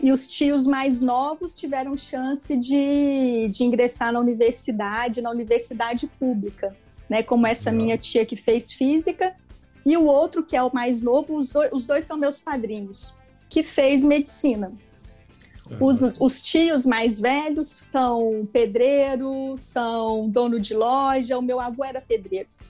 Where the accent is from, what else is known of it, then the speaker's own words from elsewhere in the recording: Itaúna, Minas Gerais, Brazil; Eu sou mineira de Itaúna, que é uma cidadezinha de 80 mil habitantes, fica próximo a Belo Horizonte